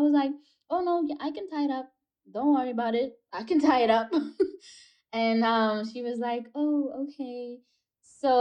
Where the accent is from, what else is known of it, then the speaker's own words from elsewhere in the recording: South Africa; growing up in South Africa and seeing American movies and TV